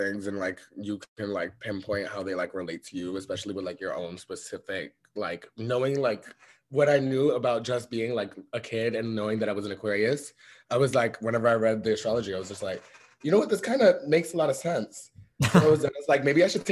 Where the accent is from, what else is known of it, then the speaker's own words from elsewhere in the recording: New York City, New York, United States; I grew up in the Bronx